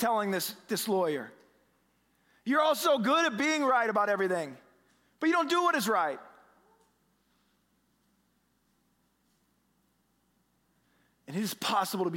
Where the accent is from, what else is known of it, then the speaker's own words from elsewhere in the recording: Omaha, Nebraska, United States; now in Boston, United States; I've lived in Boston now for 20 years, which I can't believe, but I'm originally from the Midwest, right? Aben and I were both from Omaha here